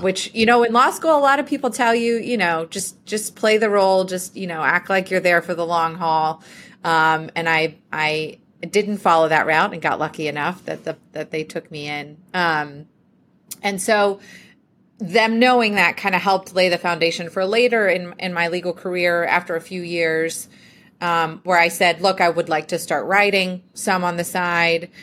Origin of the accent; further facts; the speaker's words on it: Cumming, Georgia, United States; also born or lived in Athens, Georgia; I grew up in a, a town about an hour north of Atlanta, um, called Cumming, uh, but most of my family lived in Athens, so Athens is kind of home to me. It's where I went to college. Um, but yes, born and raised in Georgia all the way through college